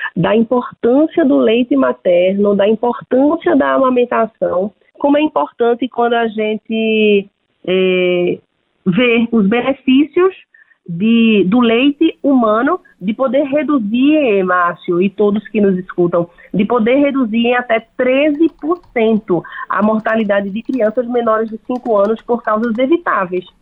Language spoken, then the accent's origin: Portuguese; Pernambuco, Brazil; eu sou de, do estado de Pernambuco